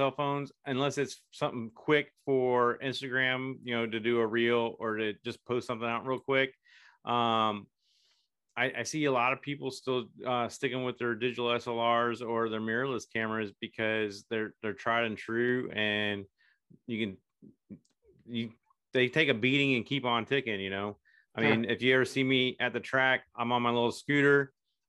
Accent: Merritt Island, Florida, United States; moved away; I grew up in Merritt Island, Florida, so it's like home for me

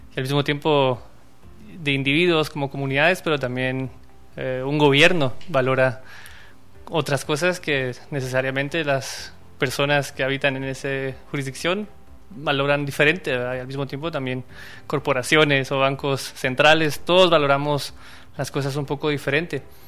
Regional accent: Quetzaltenango, Guatemala; originario de Quetzaltenango

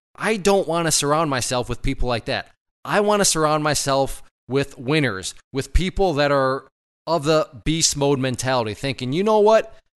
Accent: Ohio, United States; now in Michigan, United States; I grew up in Ohio

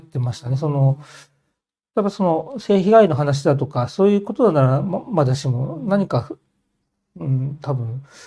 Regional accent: Hokkaido, Japan; moved away; also born or lived in Nishikasai, Tokyo; 北海道の故郷を戻って

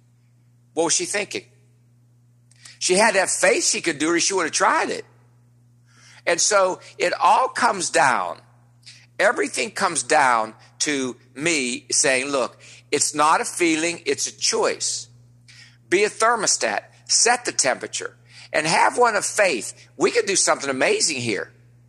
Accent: West Virginia, United States; now in Nevillewood, United States; I live here in Neville Woods. You know where Neville Woods is. You know, I'm like you guys. I'm from West Virginia. And it's fancy up here.

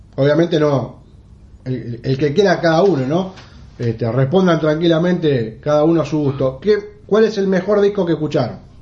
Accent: Uruguay; viviendo en el Uruguay, siendo uruguayo

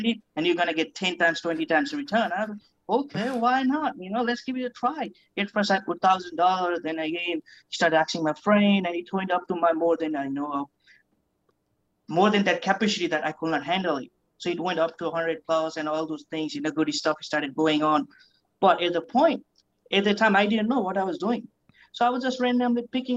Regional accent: Nepal; also born or lived in New Zealand; now in United States; I was born back in Nepal. So I grew up in New Zealand where I spent my six years of my life. Then I came to United States

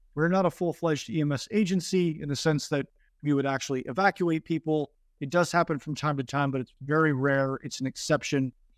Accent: Northern California, United States; moved away as an adult; I grew up originally in Northern California

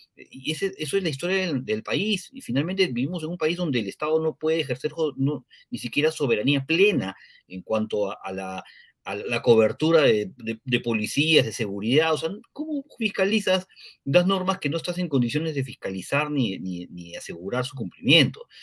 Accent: Peru; somos peruanos y los peruanos tenemos otra forma de hacer las cosas

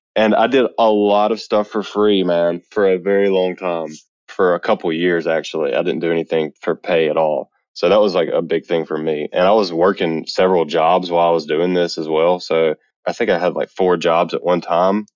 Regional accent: Eupora, Mississippi, United States; now in Birmingham, United States; I'm from Mississippi, a very small town called Eupora, Mississippi, actually. But I currently live in Birmingham, Alabama, in the United States

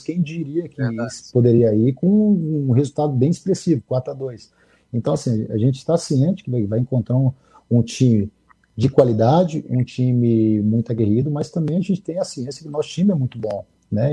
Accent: Contagem, Minas Gerais, Brazil; also born or lived in Almenara, Minas Gerais; eu sou mineiro, sou de Almenara, nasci de Almenara, no Vale de Etionha, mas fui criado na capital, né? Fui criado em, na grande BH, em Contagem, região metropolitana

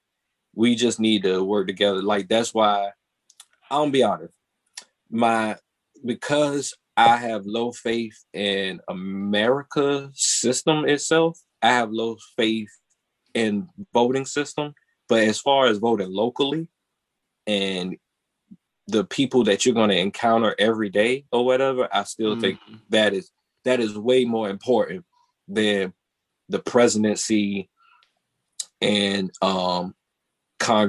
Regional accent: Portsmouth, Virginia, United States; Portsmouth, my hometown

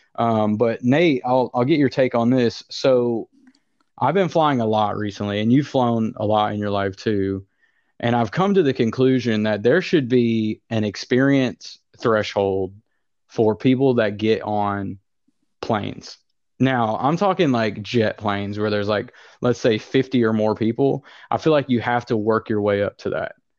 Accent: the South, United States; I'm from the South and I sound and act like somebody from the South.

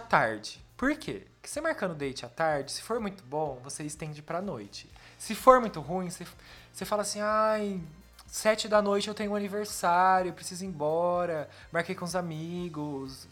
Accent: Campinas, São Paulo, Brazil; Eu sou de Campinas.

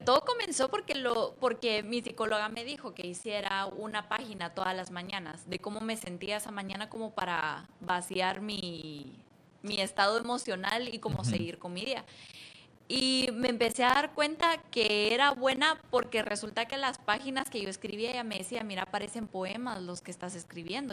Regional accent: Antigua Guatemala, Sacatepéquez, Guatemala; moved away as an adult; now in United States; Yo nací en Antigua y me mudé a Estados Unidos a los 20, 21.

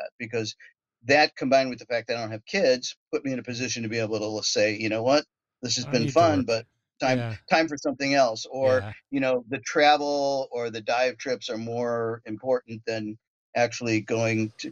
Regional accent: University Heights, Ohio, United States; Growing up, I grew up outside of Cleveland in a little town called University Heights, Ohio.

